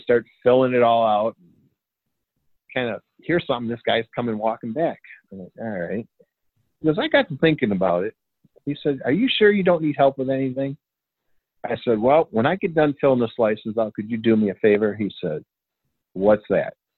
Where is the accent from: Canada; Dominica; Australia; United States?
United States; Michigan; I'm from Michigan